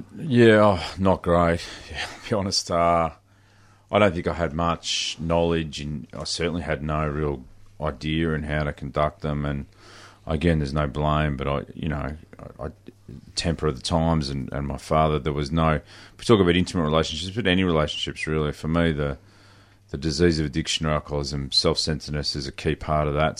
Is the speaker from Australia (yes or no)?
yes; Horsham, Victoria, Australia; I grew up in, in country Victoria. I grew up in Horsham